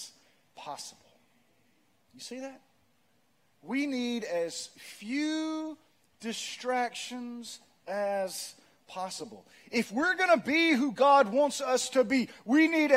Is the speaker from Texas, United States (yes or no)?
no; Pearl, Mississippi, United States; I'm from Pearl